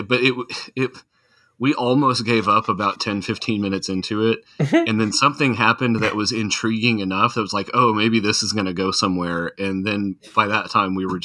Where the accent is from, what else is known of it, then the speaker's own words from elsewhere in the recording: Tornado Alley, United States; I grew up in Tornado Alley